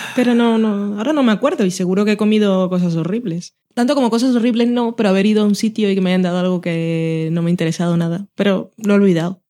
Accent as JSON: {"language": "Spanish", "town": "Barranquilla", "region": "Atlántico", "country": "Colombia", "tie": "born or raised there", "also_born_or_lived": "Sabadell", "moved": "yes", "lives_now": "Spain", "said": "yo crecí en Barranquilla"}